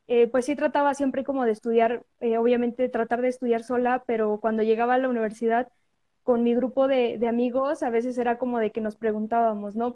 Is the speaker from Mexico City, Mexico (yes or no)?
no; a municipality of Puebla state, Mexico; yo soy foránea, o sea, no soy de Puebla capital, soy de, de un municipio del estado de Puebla.